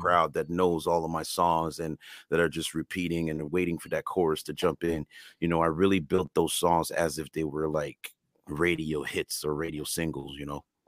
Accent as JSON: {"language": "English", "country": "Canada", "first_language": "French and Creole", "second_language": "English"}